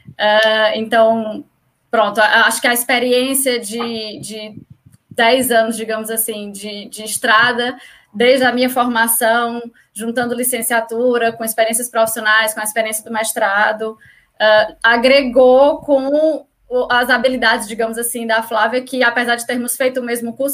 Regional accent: Ceará, Brazil; moved away as an adult; now in Portugal

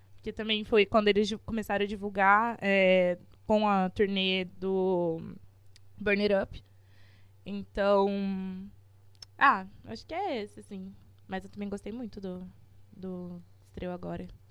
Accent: interior of São Paulo, Brazil; a gente é daqui do interior de São Paulo

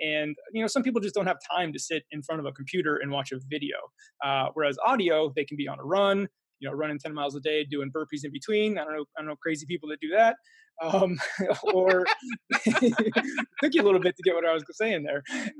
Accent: Pennsylvania, United States; also born or lived in East Coast; So I'm from Pennsylvania originally. However, my dad was in the military, so I lived all up and down the East Coast growing up.

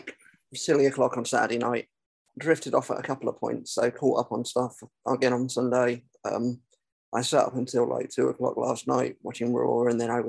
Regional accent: London, United Kingdom; accent: Cockney; I'm a Cockney

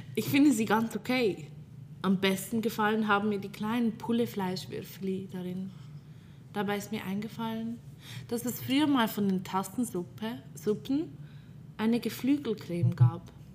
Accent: Fricktal, Aargau, Switzerland; Ich komme aus einem kleinen Kratte im Fricktal

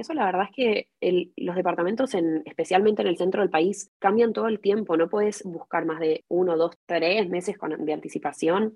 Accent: Buenos Aires, Argentina; moved away as an adult; also born or lived in Santiago, Chile; now in Ramat Gan, Israel; yo nací en Chile y fui al Instituto Hebreo hasta los 11, mm, o sea, en Santiago, y después me mudé a Buenos Aires y fui a Buber hasta que terminé el secundario.

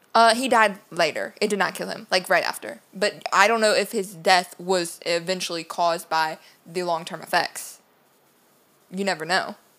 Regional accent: Louisiana, United States; we're all from Louisiana

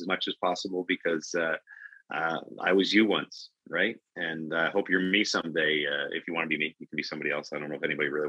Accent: Canada; as a Canadian

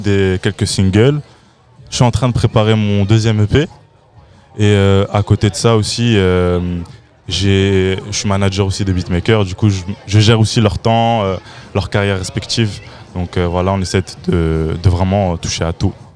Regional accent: Waterloo, Wallonia, Belgium; je viens, suis toujours, enfin, je viens d'ici. Le 14, je représenterai toujours.

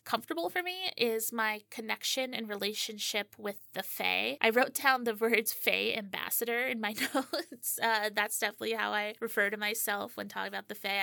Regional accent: Pocono Mountains, Pennsylvania, United States; am from the Pocono Mountains of Pennsylvania. Yeah, it, this is where I was born and raised

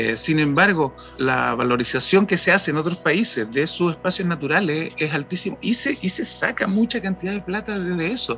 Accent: Chile; nosotros como chilenos

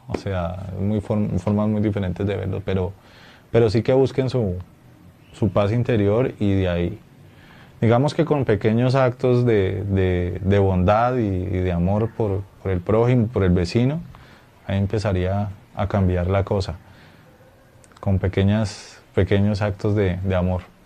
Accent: Colombia; nuestra identidad como colombianos y como latinoamericanos

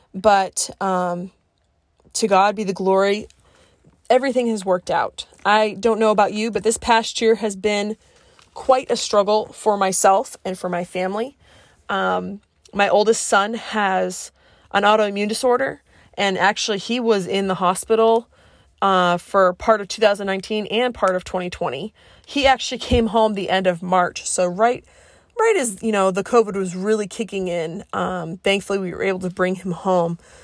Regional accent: Cape Cod, Massachusetts, United States; also born or lived in Colorado; because I grew up in Massachusetts, I tend to speak fast.

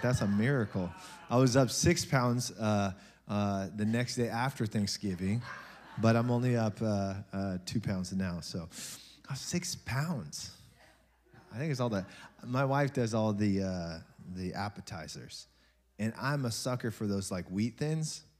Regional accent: United States; we're American

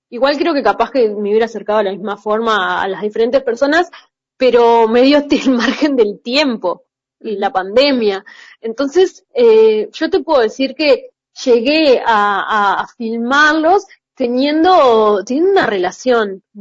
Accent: Uruguay; que yo soy uruguaya

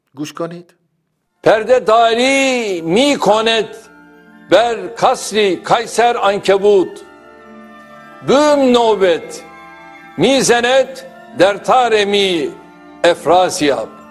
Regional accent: Iran; من ایرانیم

